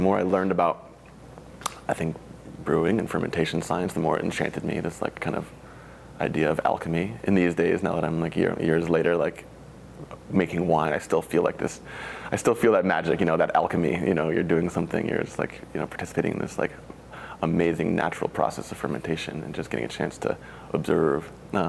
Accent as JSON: {"language": "English", "region": "Connecticut", "country": "United States", "tie": "born or raised there", "moved": "as an adult", "lives_now": "Oregon, United States", "said": "Yeah, I'm from New England. I was born and raised in Connecticut. not really a wine region by any means, but I did grow up a little bit around wine."}